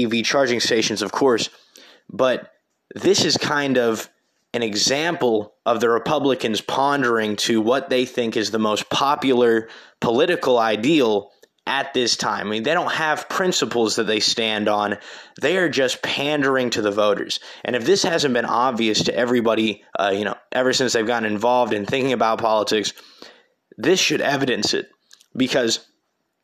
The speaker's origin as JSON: {"language": "English", "town": "Terre Haute", "region": "Indiana", "country": "United States", "tie": "born or raised there", "said": "my hometown of Terre Haute"}